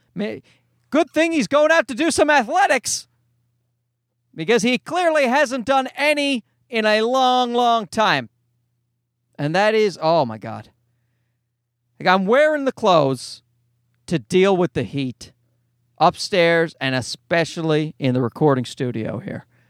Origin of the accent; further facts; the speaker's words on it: Newfoundland and Labrador, Canada; accent: nasal leprechaun Newfoundland; now in Toronto, Canada; my nasal leprechaun Newfoundland voice